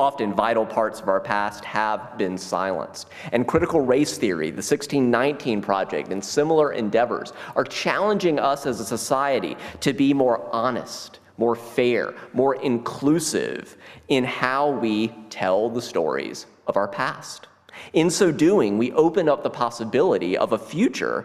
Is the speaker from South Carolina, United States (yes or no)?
yes; South Carolina, United States; Growing up as a white kid in South Carolina